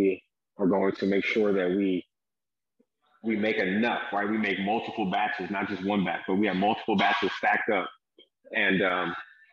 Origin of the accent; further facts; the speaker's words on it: Las Vegas, Nevada, United States; So I'm from Las Vegas